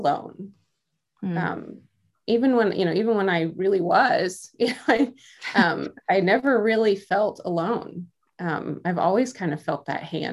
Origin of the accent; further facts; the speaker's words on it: Midwest, United States; now in Iowa, United States; I grew up I'm from the Midwest. I'm in Iowa